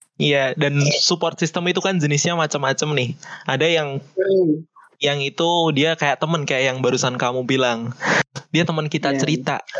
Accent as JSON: {"language": "Indonesian", "town": "Yogyakarta", "region": "Special Region of Yogyakarta", "country": "Indonesia", "said": "Asal aku dari Jogja"}